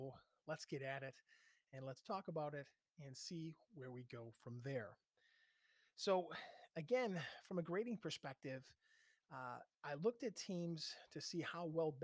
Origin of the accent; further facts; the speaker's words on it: Buffalo, New York, United States; I'm from Buffalo